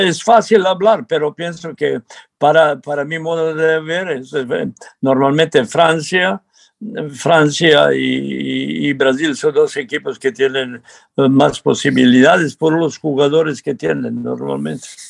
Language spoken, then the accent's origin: Spanish; Serbia; Spanish is a second language; now in Mexico; yo soy serbio